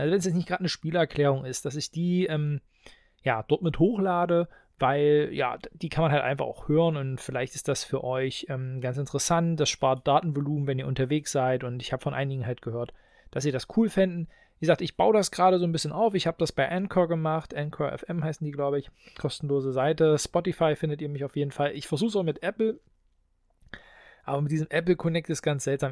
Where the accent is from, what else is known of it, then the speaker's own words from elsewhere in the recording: Halberstadt, Saxony-Anhalt, Germany; Ich komme ja aus Halberstadt. Wir haben hier das Heineanum